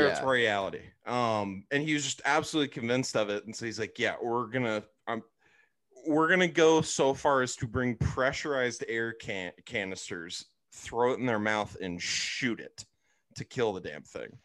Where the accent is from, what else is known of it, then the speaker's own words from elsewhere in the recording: Arizona, United States; growing up in Arizona obviously don't have any beaches there